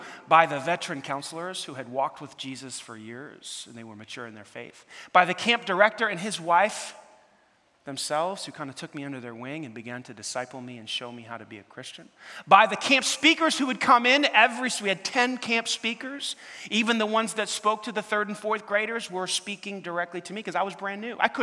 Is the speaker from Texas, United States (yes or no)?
no; New York City, New York, United States; moved away; growing up in New York City, there's a lot of lights around the clock